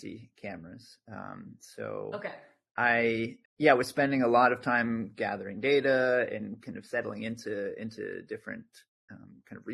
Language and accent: English; New Jersey, United States; moved away as an adult; now in Aarhus, Denmark; I grew up in New Jersey